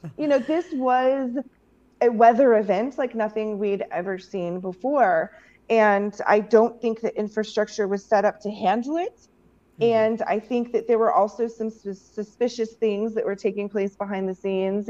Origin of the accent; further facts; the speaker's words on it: Missouri, United States; moved away; I grew up in Missouri where we got snow